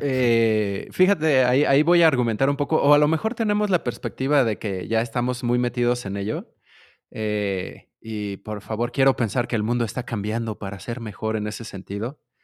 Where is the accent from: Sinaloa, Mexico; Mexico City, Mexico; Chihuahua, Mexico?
Mexico City, Mexico; de la Ciudad de México, mexicano, chilango, dirían algunos